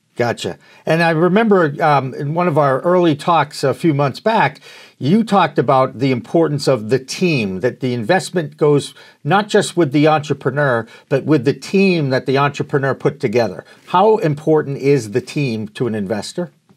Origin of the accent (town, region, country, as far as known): Massachusetts, United States; born or raised there